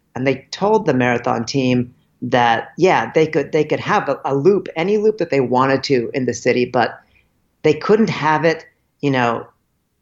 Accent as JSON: {"language": "English", "area": "East Bay", "region": "California", "country": "United States", "tie": "born or raised there", "also_born_or_lived": "Nigeria / Boulder, Colorado", "said": "I was born in Nigeria, but my parents taught at CU. And so before I was a year old, we moved from Nigeria to Boulder. So I like to think that I acclimatized to altitude for my first 5 years, and then we moved to the East Bay in California"}